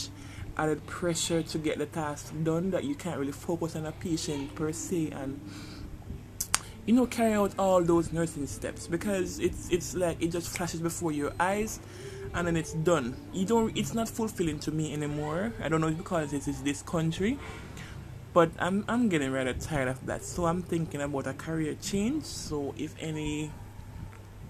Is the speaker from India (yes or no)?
no; Jamaica; It's a third world country, as you can tell by my accent. I'm Jamaican